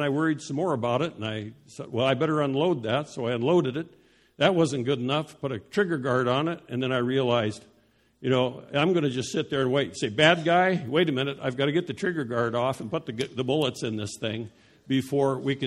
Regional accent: Denver, Colorado, United States; moved away; also born or lived in Dallas; when I was growing up in Denver

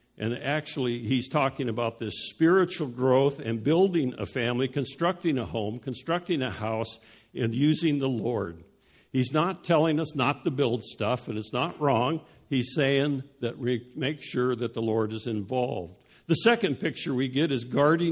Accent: Denver, Colorado, United States; moved away; also born or lived in Dallas; when I was growing up in Denver

